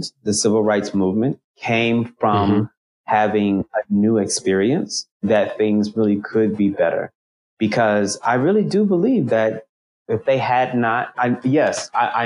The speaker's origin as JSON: {"language": "English", "town": "Oklahoma City", "region": "Oklahoma", "country": "United States", "tie": "born or raised there", "moved": "as an adult", "said": "growing up in Oklahoma, our biggest thing in Oklahoma City is getting to Dallas."}